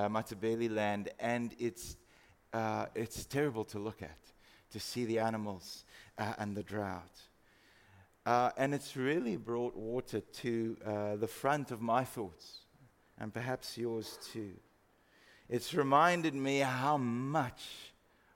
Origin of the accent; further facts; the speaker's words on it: Free State, South Africa; moved away; I grew up in the Free State